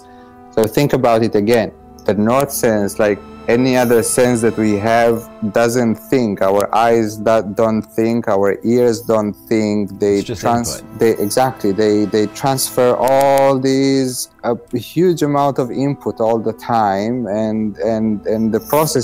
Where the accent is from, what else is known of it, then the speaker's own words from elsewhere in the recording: Romania; moved away; also born or lived in Israel; I was born in Romania in a very poor environment. I was then an immigrant in Israel.